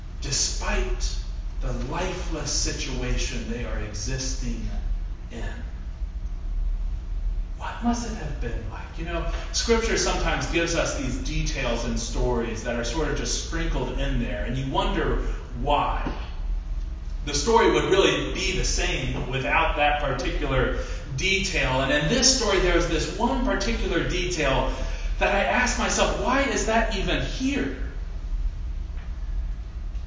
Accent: Ohio, United States; I grew up in Ohio

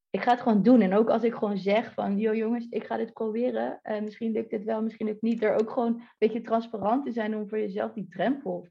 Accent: Delft, South Holland, Netherlands; We hebben nu ja, via, via een appartement eh, gehuurd okay. in eh, Delft. Ik kom oorspronkelijk uit Delft

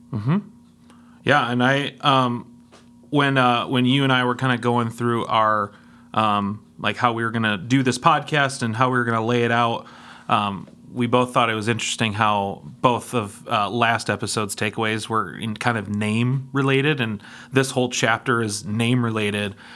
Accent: Denver, Colorado, United States; I was born in Denver, Colorado

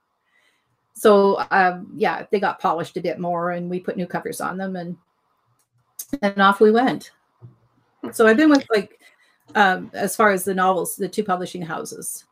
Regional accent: Ontario, Canada; moved away as an adult; I grew up in Ontario, we moved west

